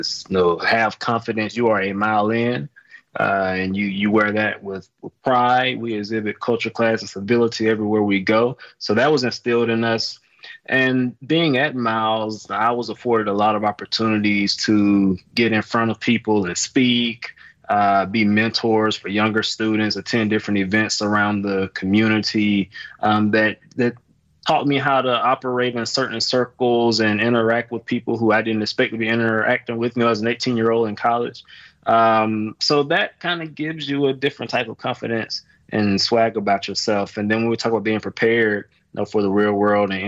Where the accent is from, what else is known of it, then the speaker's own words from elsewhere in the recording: Fitzgerald, Georgia, United States; now in Milwaukee, United States; I grew up in Fitzgerald, Georgia